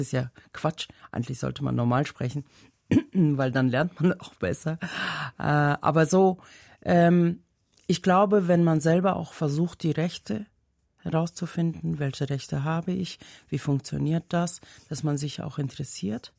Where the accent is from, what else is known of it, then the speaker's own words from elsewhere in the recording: Dushanbe, Tajikistan; first language Tajik; German is a second language; moved away as an adult; also born or lived in Germany; now in Switzerland; Ich komme ja aus der Hauptstadt, Dushanbe